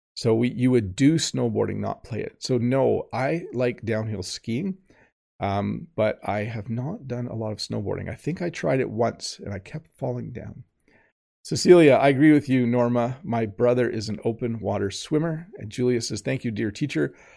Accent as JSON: {"language": "English", "country": "Canada", "said": "as a Canadian"}